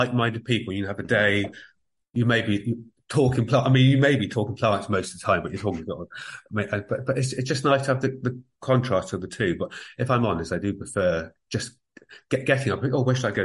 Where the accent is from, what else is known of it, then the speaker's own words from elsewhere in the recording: Somerset Levels, South West England, United Kingdom; moved away as an adult; also born or lived in Guildford, Surrey; now in Ireland; I started life in Guildford in Surrey over in England, and then we moved down to Somerset. So I think of Somerset as home. So I grew up on the Somerset level.